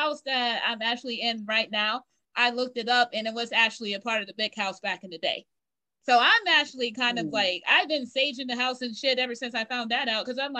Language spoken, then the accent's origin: English; South Carolina, United States; born there; now in Roanoke, United States; Well, I was born in South Carolina, but I currently live in Virginia.